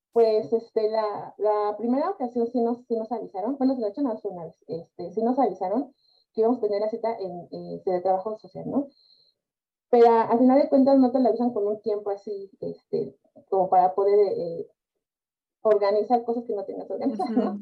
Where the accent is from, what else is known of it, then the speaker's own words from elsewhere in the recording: Mexico; nosotros somos padres mexicanos